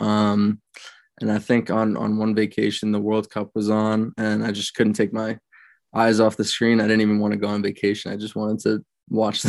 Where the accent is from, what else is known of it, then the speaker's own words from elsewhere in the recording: Westchester, New York, United States; I grew up in Westchester, New York, and went to Byram Hills High School